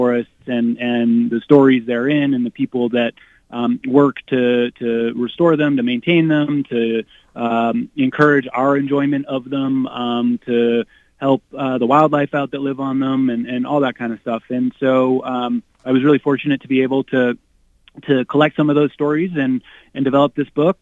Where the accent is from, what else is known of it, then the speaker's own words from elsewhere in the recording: Maine, United States; I grew up in Maine